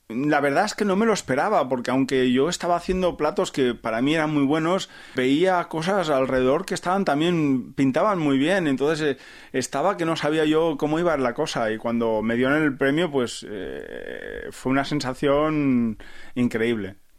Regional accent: a small town near Barcelona, Catalonia, Spain; moved away as an adult; also born or lived in Empordà, Girona; now in South Korea; yo soy de Barcelona, de un pueblecito cerca de Barcelona

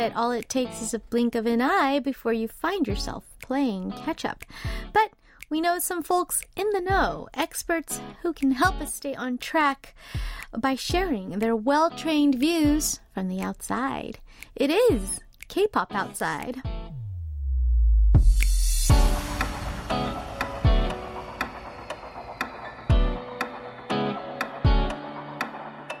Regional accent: California, United States; now in South Korea; I'm from California

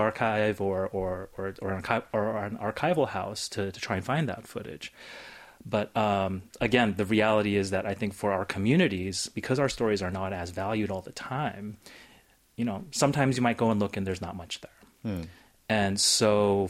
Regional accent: United States; being a minority in America

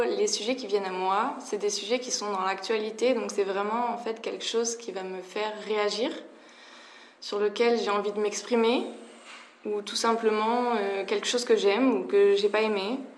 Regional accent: France; En tant que Française

